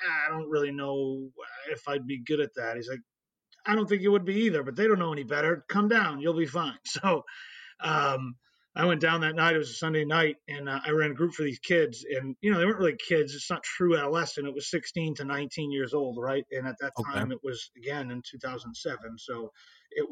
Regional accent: Boston, Massachusetts, United States; I grew up in the Boston area

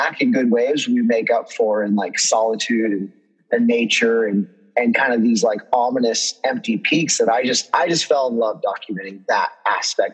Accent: Central Coast of California, United States; growing up in the Central Coast of California

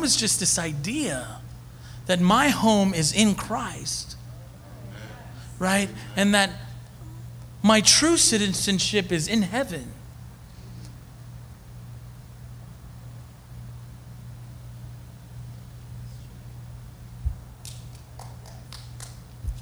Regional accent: Hempstead, New York, United States; moved away as an adult; now in Philadelphia, United States; I'm from Hempstead, New York

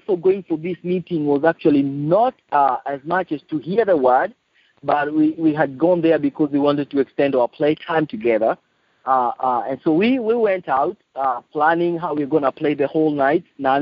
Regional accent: Nairobi, Kenya; I'm from Nairobi, Kenya. I was born in Nairobi, Kenya 39 years ago

